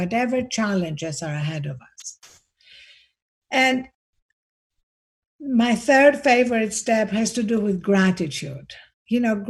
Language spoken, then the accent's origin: English; Greece; accent: Greek; I'm Greek, as you can hear from my accent